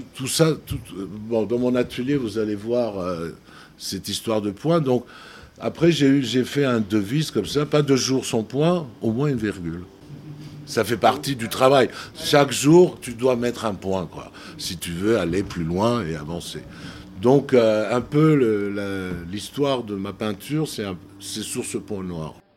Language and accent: French; Tbilisi, Georgia; moved away as an adult; also born or lived in Paris, France; now in Batumi, Georgia; je suis né à Tbilissi, mais j'ai fait mes premiers pas à Paris